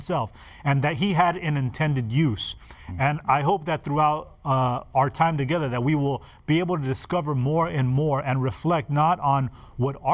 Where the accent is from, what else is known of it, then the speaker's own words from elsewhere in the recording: Los Angeles, California, United States; I grew up in Los Angeles, and we were in an apartment